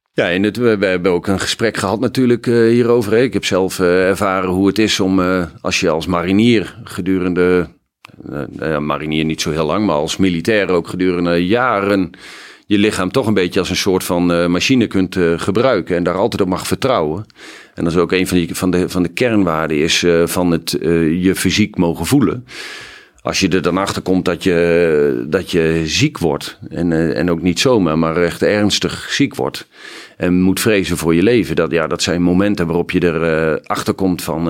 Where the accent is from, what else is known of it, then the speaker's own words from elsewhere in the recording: Hoogeveen, Drenthe, Netherlands; ik ben ontzettend fijn opgegroeid in Hogeveen